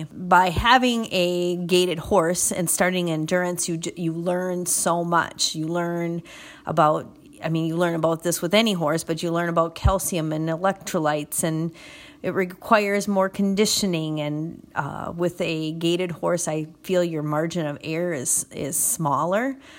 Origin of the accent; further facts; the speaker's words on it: Clintonville, Wisconsin, United States; I'm from Clintonville, Wisconsin, which is about 45 minutes west of Green Bay.